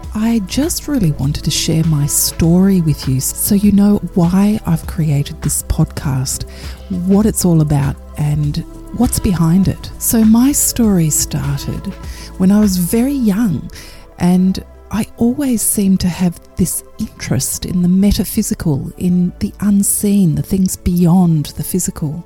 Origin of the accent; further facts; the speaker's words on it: Perth, Western Australia, Australia; my hometown of Perth